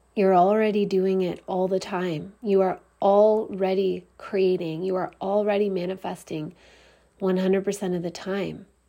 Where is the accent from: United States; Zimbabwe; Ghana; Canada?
Canada; I'm Canadian